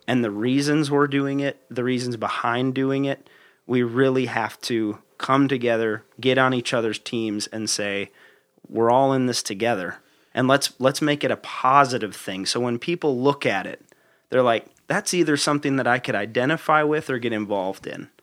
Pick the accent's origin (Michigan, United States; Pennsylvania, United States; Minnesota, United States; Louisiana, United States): Minnesota, United States; growing up in Minnesota